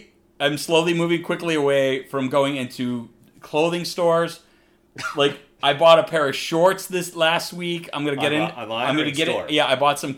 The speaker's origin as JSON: {"language": "English", "region": "Midwest", "country": "United States", "said": "I'm from the Midwest, we call them gym shoes."}